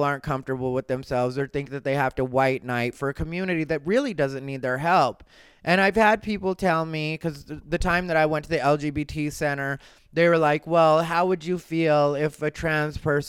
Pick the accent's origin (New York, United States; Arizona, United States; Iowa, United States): Arizona, United States; Growing up in Arizona, that's what happens. I grew up right next to a Pima reservation, Sacaton.